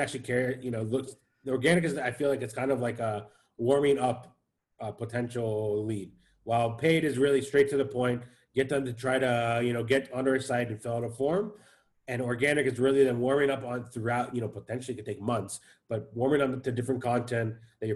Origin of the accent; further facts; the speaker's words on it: Seattle, Washington, United States; now in Tel Aviv, Israel; I grew up in Seattle, so you had the whole grunge scene growing up